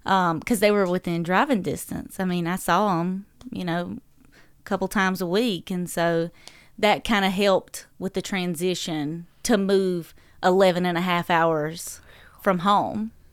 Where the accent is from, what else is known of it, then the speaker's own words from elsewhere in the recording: Dublin, North Carolina, United States; accent: southern drawl; moved away as an adult; also born or lived in Fayetteville, North Carolina; now in Owensboro, United States; I grew up in Dublin, North Carolina, um, peanut capital of the world